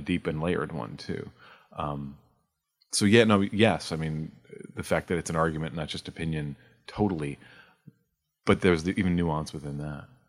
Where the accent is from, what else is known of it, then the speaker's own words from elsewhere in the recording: New York, United States; I grew up in New York